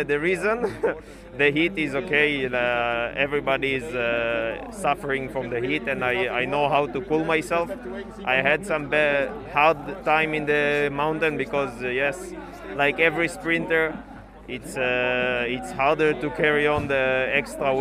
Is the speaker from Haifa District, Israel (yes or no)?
no; Modi'in, Central District, Israel; I'm from Modi'in. It's a pretty new city.